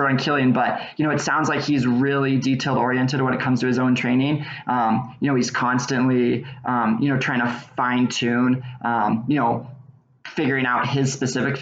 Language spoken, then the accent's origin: English; Boise, Idaho, United States; I grew up in Boise, Idaho